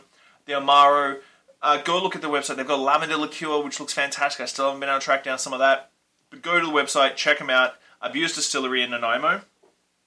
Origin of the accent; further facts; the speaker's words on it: Australia; now in Vancouver Island, Canada; I grew up in Australia